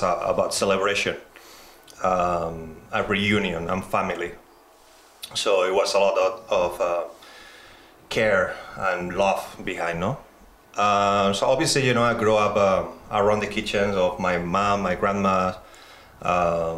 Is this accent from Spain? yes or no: yes; Spain; moved away; I'm from Spain